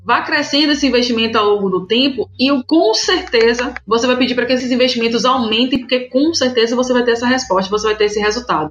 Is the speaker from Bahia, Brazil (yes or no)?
yes; Salvador, Bahia, Brazil; eu moro e nasci em Salvador